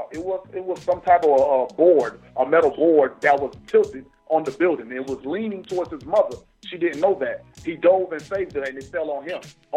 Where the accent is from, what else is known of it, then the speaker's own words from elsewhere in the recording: Bradenton, Florida, United States; I was born in Bradenton, Manatee Memorial Hospital. I was born in Florida, but my mom and my pops, they from the motherland. They from Haiti.